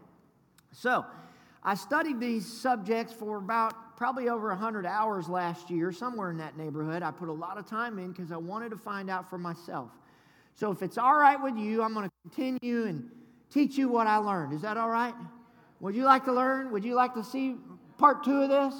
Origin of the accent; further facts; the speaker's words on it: the South, United States; I'm from the South. Good Southern boy